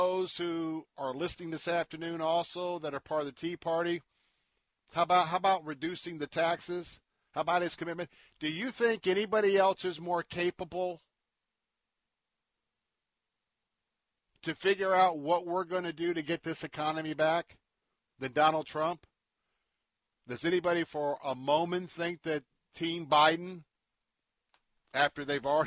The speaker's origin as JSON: {"language": "English", "town": "Tampa", "region": "Florida", "country": "United States", "tie": "born or raised there", "said": "I grew up in the Latin culture was a little bit of café con leche and hot Cuban bread"}